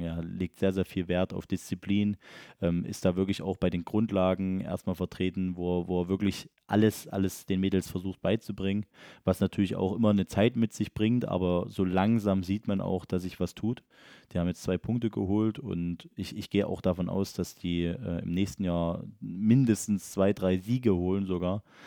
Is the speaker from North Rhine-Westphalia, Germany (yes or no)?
no; Elsterberg, Saxony, Germany; das ist ja auch mein Heimatort tatsächlich